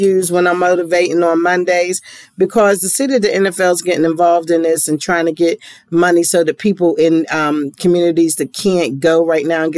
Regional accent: Pittsburgh, Pennsylvania, United States; I'm from Pittsburgh

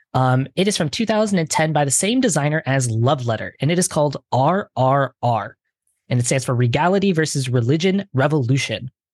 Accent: Detroit, Michigan, United States; first language English; moved away; I'm originally from Detroit

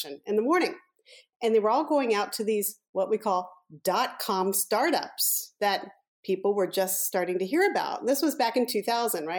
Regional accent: San Francisco Bay Area, California, United States; also born or lived in Washington, D.C.; I went elementary through high school out in the San Francisco Bay Area.

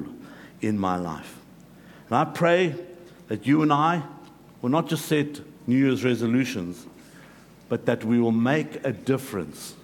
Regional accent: South Africa; moved away; I grew up in South Africa

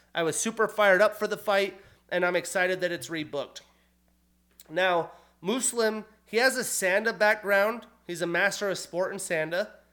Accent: United States; also born or lived in Montana / Wyoming; growing up in Montana, in Wyoming

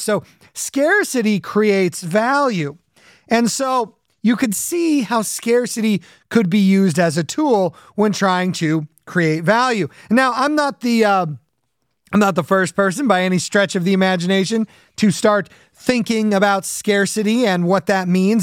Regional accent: Southern California, United States; when I was a kid growing up in Southern California

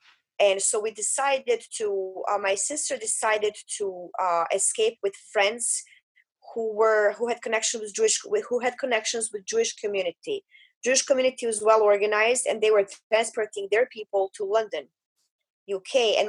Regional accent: Bosnia & Herzegovina; English is a second language; I was a refugee from Bosnia.

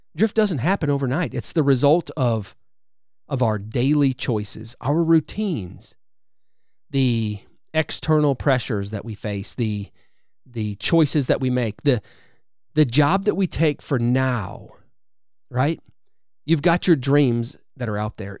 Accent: Wisconsin, United States; now in Alabama, United States; I live in Alabama now, but I'm originally from Wisconsin.

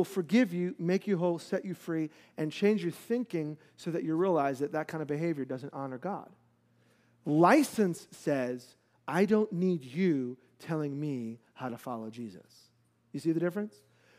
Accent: New York, United States; And so I will never forget hot growing up in New York, hot and humid

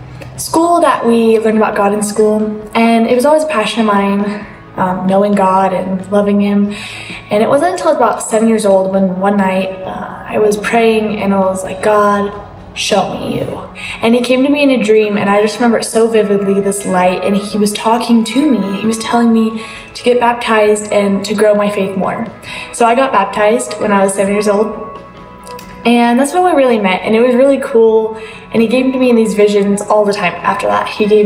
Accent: Montrose, Colorado, United States; this is my testimony. I grew up here in Montrose, Colorado, and I grew up going to church with my family.

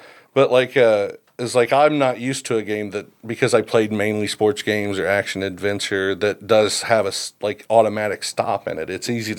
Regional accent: Southern Illinois, United States; I'm from Southern Illinois Kill Country.

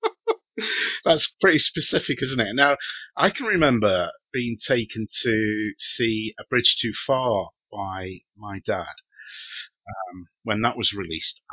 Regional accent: United Kingdom

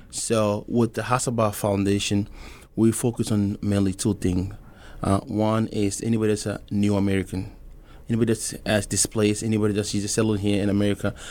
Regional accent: Togo; also born or lived in Mali (ancestry); now in Omaha, United States; I'm from Togo. I wanna clarify that I was born there, but my folks are from Mali

